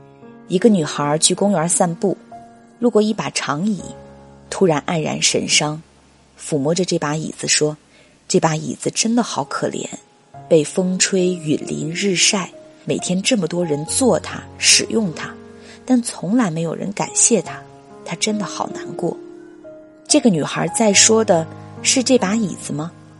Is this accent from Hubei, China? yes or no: yes; Wuhan, Hubei, China; 就疫情这个事件来说，我是武汉人，作为在疫区中心的人来说，我就是当事人。